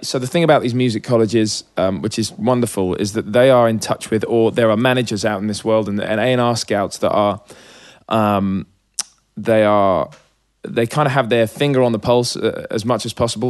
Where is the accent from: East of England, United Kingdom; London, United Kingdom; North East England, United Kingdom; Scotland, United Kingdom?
East of England, United Kingdom; Hitchin; It was a really sort of safe, chill place to grow up as a kid.